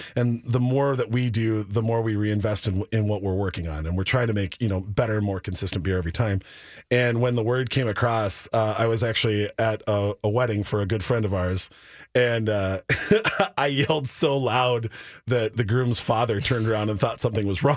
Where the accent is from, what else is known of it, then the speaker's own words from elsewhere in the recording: Minneapolis, Minnesota, United States; born and raised in South Minneapolis